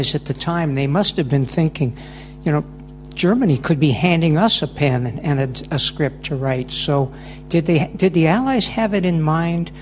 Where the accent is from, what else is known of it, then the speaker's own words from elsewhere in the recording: Canada; I'm Canadian